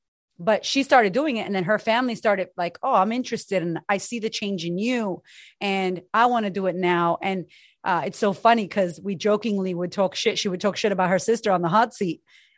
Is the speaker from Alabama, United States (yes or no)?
no; California, United States; I don't speak Spanish. I'm Mexican, but I'm from California.